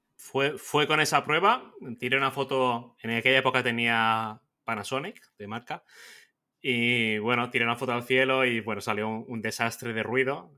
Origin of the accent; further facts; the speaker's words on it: Mallorca, Balearic Islands, Spain; yo soy un fotógrafo mallorquín